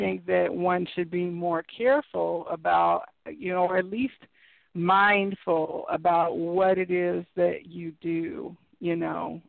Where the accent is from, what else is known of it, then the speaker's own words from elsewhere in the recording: Midwest, United States; I grew up in the in the Midwest in like rural areas